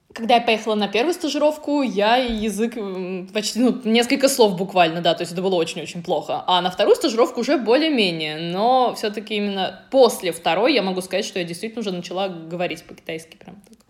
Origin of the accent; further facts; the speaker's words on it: Russia; moved away as an adult; also born or lived in Dalian, China; я окончила Институт международных отношений у себя на родине, да, в России